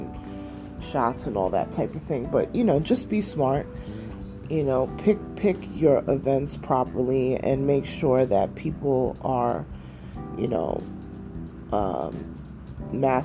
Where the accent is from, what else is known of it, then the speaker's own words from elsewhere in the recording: New York, United States; moved away; my hometown in New York